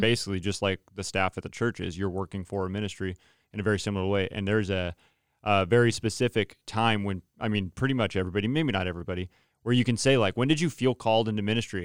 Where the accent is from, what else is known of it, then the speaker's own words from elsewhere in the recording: Turlock, California, United States; I'm from Turlock, so Central Valley